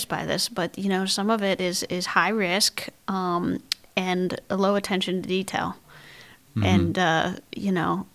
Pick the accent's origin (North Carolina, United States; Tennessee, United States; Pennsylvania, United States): Pennsylvania, United States; Pittsburgh; also born or lived in California; I'm from Pittsburgh, Pennsylvania, in the States. I was born and bred there